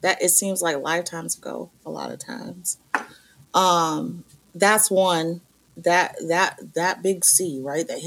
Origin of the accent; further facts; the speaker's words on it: Maine, United States; I'm from Maine.